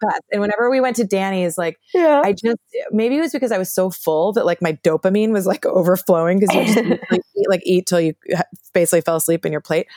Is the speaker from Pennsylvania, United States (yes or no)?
no; New Haven, Connecticut, United States; I'm from New Haven, Connecticut